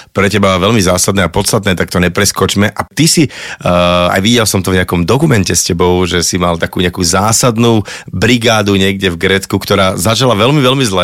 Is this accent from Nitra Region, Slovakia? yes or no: yes; Nitra, Nitra Region, Slovakia; Ja teda pochádzam z Nitry.